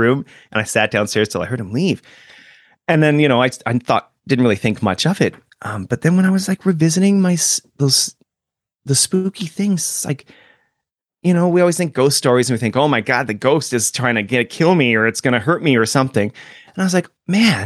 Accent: Canada; we're Canadian

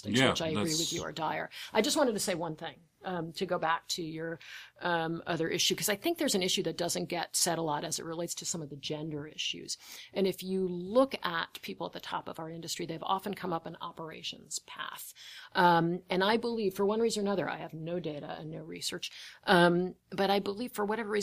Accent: United States; I'm an American

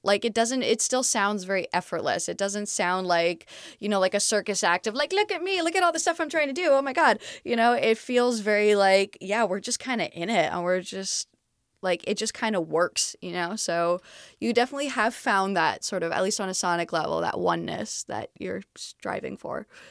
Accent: Montreal, Quebec, Canada; moved away as an adult; I'm originally from Montreal, Canada, so I speak

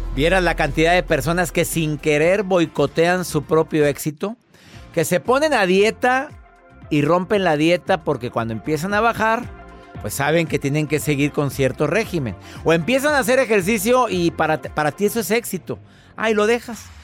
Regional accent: Monterrey, Nuevo León, Mexico; mi ciudad, de mi natal Monterrey

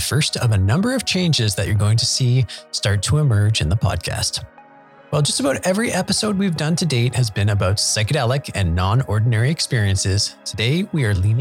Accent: Canada; my home country of Canada

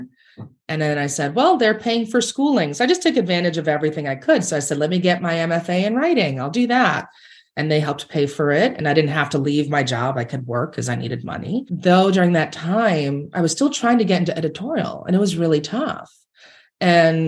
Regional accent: New York, United States; I grew up in New York

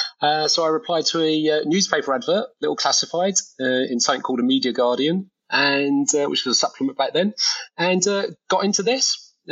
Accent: United Kingdom; accent: British; moved away as an adult; also born or lived in London, United Kingdom / China; I'm British, as some of your viewers and listeners will be able to tell from the accent.

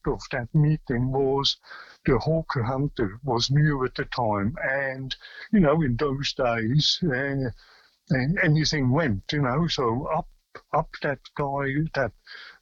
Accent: near Bern, Switzerland; now in Australia; I was born a long, long time ago in Switzerland and near the capital Bern. And my mum and dad, they had a restaurant on the River Aare. And that's where I grew up

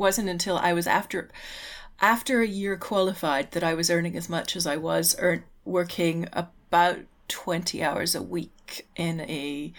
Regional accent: Canada; And being Canadian, I had to, you know, pay for my university

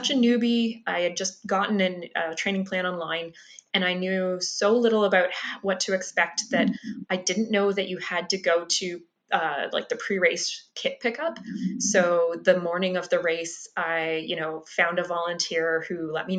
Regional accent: Peterborough, Ontario, Canada; moved away as an adult; now in Winnipeg, Canada; My hometown is Peterborough, Ontario

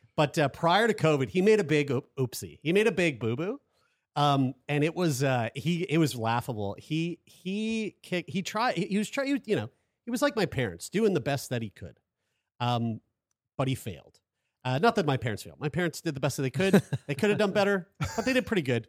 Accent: Nova Scotia, Canada; we're from Nova Scotia.

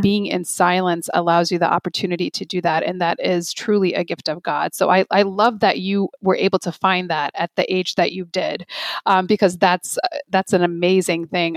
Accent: Chicago, Illinois, United States; I'm from Chicago, so like the Midwest

